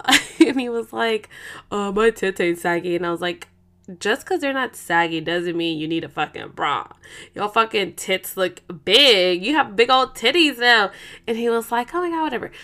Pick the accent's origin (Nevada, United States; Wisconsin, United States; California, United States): California, United States; Oakland; moved away; we're both from Oakland